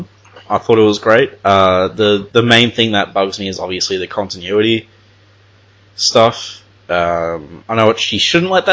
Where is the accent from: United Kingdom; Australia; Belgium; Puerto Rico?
Australia; as an Australian